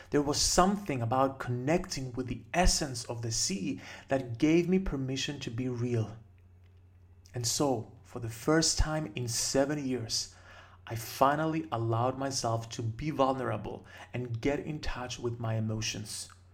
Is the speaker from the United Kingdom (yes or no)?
no; Cyprus; my home country of Cyprus